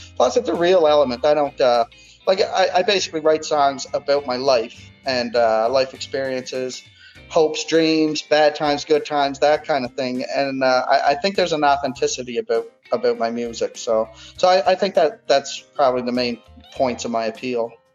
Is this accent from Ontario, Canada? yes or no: no; Cape Breton Island, Nova Scotia, Canada; moved away as an adult; also born or lived in Fredericton, New Brunswick; now in Halifax, Canada; born and raised in Cape Breton Island on the east coast of Canada, and I'm based out of Halifax, Nova Scotia, right now